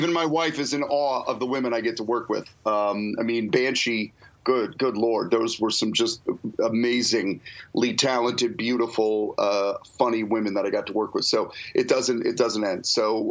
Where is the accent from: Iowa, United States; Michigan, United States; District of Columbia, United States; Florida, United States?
Michigan, United States; Detroit; moved away as an adult; I grew up in Detroit